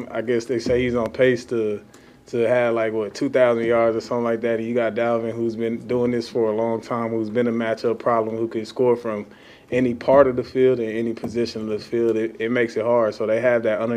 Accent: Texas, United States; moved away; I'm from Texas

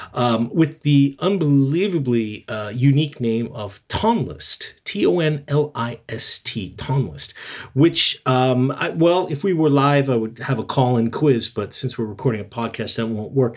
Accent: United States; now in Yokohama, Japan; being American

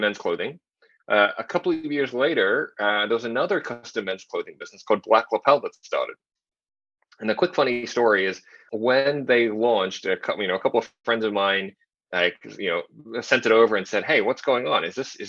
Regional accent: Sydney, New South Wales, Australia; also born or lived in Shanghai; I was born in Shanghai, grew up in Sydney, Australia.

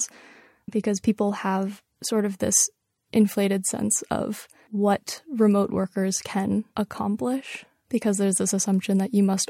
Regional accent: New York, United States; I was born in New York. I was raised in New York. I've lived here my entire life

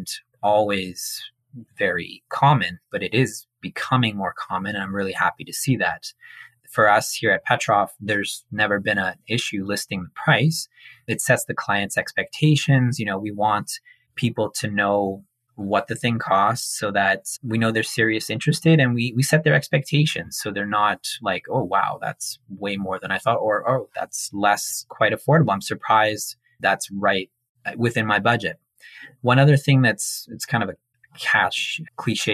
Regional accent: Montreal, Quebec, Canada; now in Toronto, Canada; growing up in Montreal, you're like really, really exposed to art and music and theater. It's a very culturally dynamic city. So I was really lucky to grow up there.

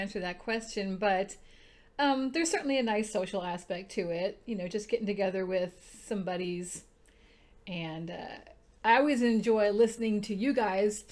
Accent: Midwest, United States; I grew up in the Midwest, so get ready for a lot of nasal tones and accents

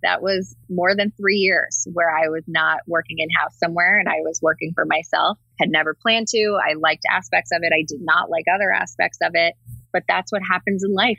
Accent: New Jersey, United States; I grew up in New Jersey, right outside New York.

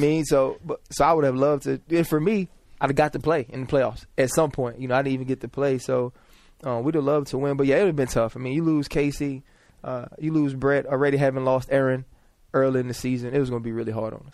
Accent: New Orleans, Louisiana, United States; moved away; just being from there, always, as a kid, you know, we'd have games in the Superdome when I was playing recreational

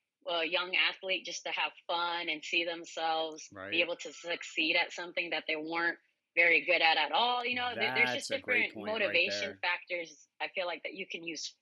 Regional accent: Santa Cruz, California, United States; moved away as an adult; also born or lived in San Diego, California; now in Hawaii, United States; I'm Japanese Filipino, but I grew up in actually Santa Cruz, California

